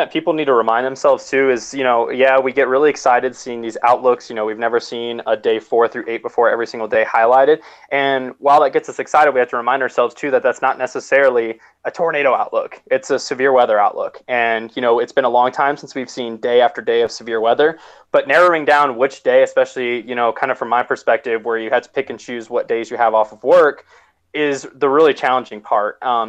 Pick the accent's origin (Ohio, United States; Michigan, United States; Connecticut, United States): Ohio, United States; I'm from Ohio